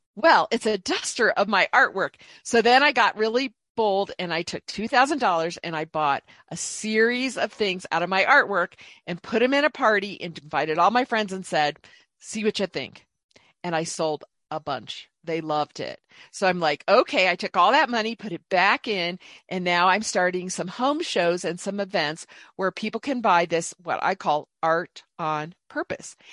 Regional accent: Indianapolis, Indiana, United States; moved away as an adult; also born or lived in Dallas, Texas; I grew up in Indianapolis, Indiana mostly, and then went to a state school in Indiana, Purdue University

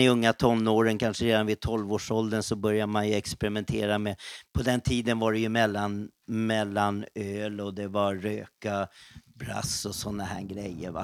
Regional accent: Stockholm, Stockholm County, Sweden; Jag växte upp då, född på Söder och sen då var det södra förorterna. Och eh, där jag spenderade mest tid det var väl runt Skogås

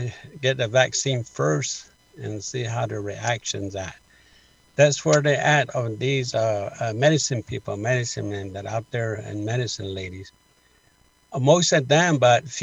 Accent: Many Farms, Arizona, United States; I was born and raised in many farms as a traditional culture way

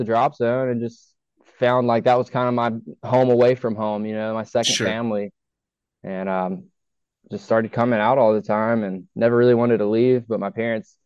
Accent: Cedartown, Georgia, United States; also born or lived in San Diego, California; I was born in San Diego. I actually grew up northwest of Atlanta in Cedartown, Georgia

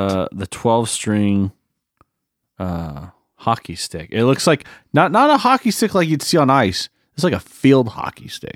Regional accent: United States; I'm American

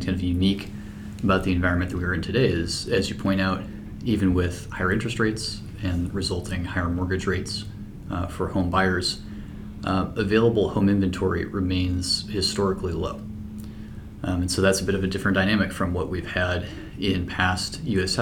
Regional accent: St. Louis, Missouri, United States; also born or lived in New York / Canada; I was in St. Louis, which is my hometown

